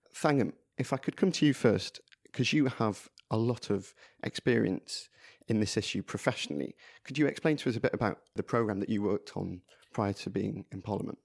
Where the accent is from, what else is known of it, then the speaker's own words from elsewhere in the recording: Blackburn, North West England, United Kingdom; I grew up in Blackburn